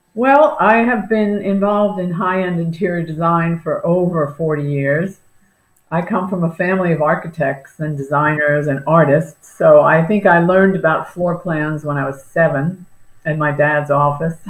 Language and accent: English; Long Island, New York, United States; moved away as an adult; now in Naples, United States; I'm originally from New York